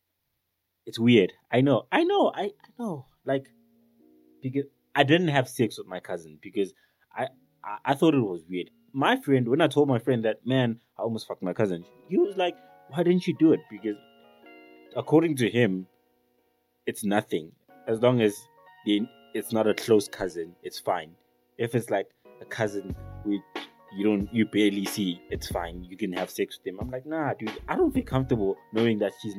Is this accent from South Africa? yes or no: yes; South Africa